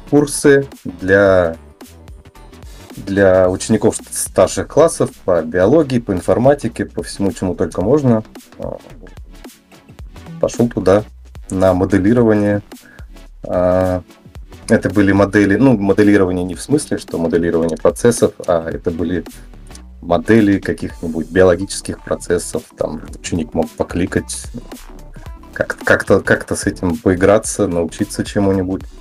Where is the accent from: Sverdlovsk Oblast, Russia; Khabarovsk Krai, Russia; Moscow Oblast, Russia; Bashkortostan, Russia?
Moscow Oblast, Russia; Fryazino; А, родился я в Москве, но меня сразу же из роддома увезли в город Фрязино. Это город в Московской области со статусом наукограда. И, собственно, все свое детство я провел тут. Я и сейчас тут.